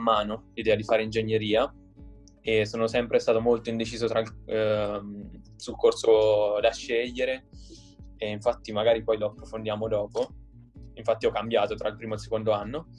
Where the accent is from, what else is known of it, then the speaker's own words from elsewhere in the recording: Perugia, Umbria, Italy; moved away as an adult; now in Turin, Italy; sono di Perugia e ho 21 anni e studio al Politecnico di Torino